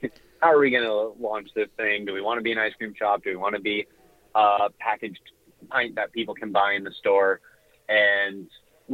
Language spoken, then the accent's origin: English; Southern California, United States; I'm originally from Southern California